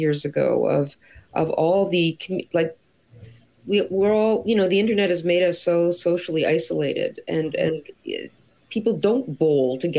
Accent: Toronto, Ontario, Canada; now in Montreal, Canada; I live in Montreal, but I grew up in Toronto.

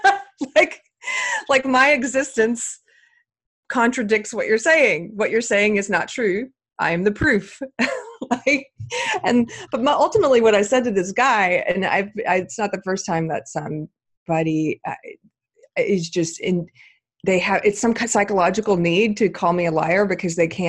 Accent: South Carolina, United States; my home state of South Carolina

